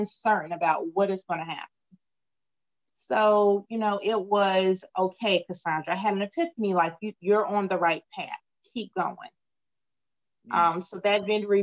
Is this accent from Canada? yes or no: no; Wilmington, North Carolina, United States; also born or lived in Queens, New York / Greensboro / Washington, District of Columbia, United States; I was born in Queens, New York, lived there for a few years. My family moved down to Wilmington. I attended grade school here, finished grade school here